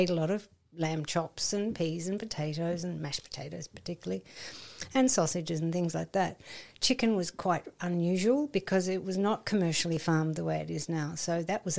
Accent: Melbourne, Victoria, Australia; I grew up in Melbourne, Australia in the 50s.

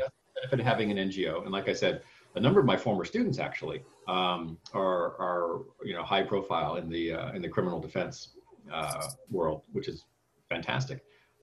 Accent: Cupertino, California, United States; now in Arlington, Virginia, United States; And I grew up in Silicon Valley. I grew up in Cupertino.

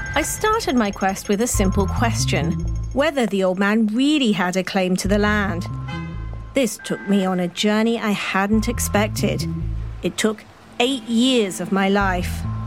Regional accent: Hong Kong; When I was a child growing up in Hong Kong

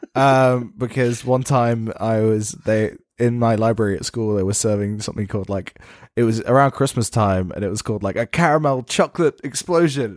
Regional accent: England, United Kingdom; I'm an Englishman

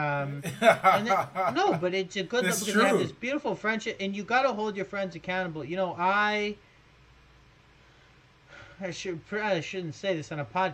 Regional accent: New York, United States; moved away as an adult; now in Sydney, Australia; I live in Sydney. But I grew up in New York, and I'm in New York right now

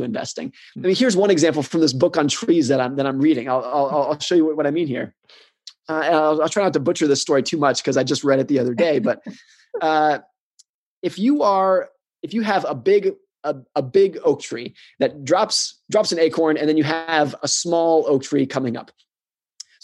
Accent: United States; born or raised there

